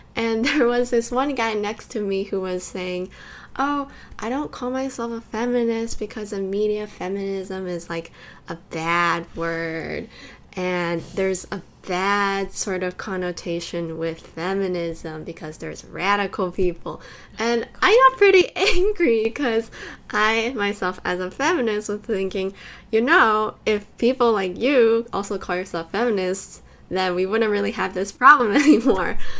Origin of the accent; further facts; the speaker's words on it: California, United States; moved away as an adult; also born or lived in Taiwan; now in Tokyo, Japan; I was born in California and I also grew up in both California and Taiwan, and I'm going to university in Japan right now